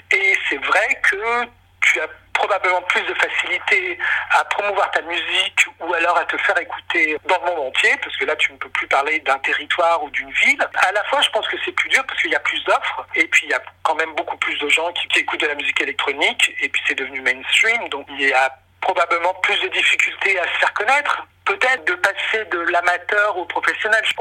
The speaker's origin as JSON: {"language": "French", "town": "Lyon", "region": "Auvergne-Rhône-Alpes", "country": "France", "tie": "born or raised there", "moved": "as an adult", "said": "euh, je viens de Lyon. J'ai euh, grandi à Lyon euh, pendant toute mon adolescence. Et puis après, je suis monté à Paris à l'âge de 18 ans"}